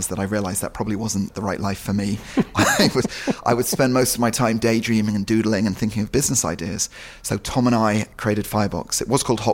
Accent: Marlow, South East England, United Kingdom; also born or lived in London; we moved when I was very young to a little town called Marlow on the River Thames

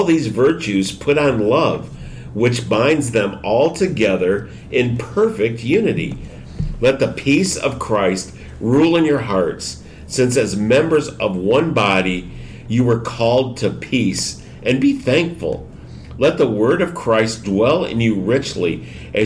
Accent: Michigan, United States; now in Houston, United States; I'm from Michigan, where the weather, the seasons were distinct

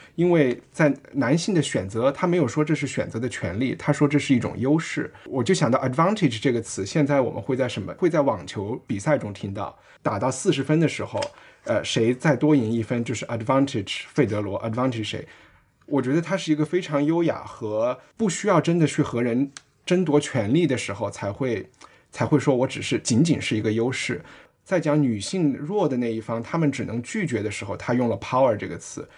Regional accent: Chengdu, Sichuan, China; 我们成都人

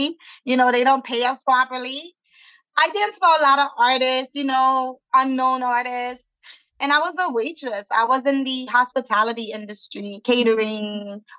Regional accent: New York City, New York, United States; also born or lived in Haiti; I've been in New York since I was 6 years old

